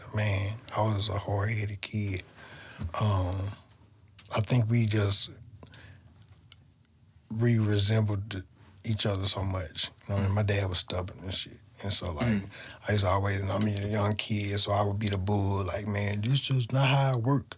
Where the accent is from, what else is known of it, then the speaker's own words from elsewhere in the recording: St. Louis, Missouri, United States; I grew up on the North Side, too, right down the street from Matthew Dickey's